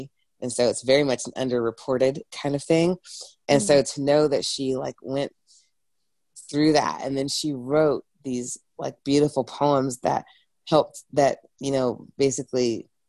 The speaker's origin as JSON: {"language": "English", "region": "England", "country": "United Kingdom", "said": "I'm from England originally, so, you know, if anyone wants to know, it's not like I did not grow up in the Bible Belt."}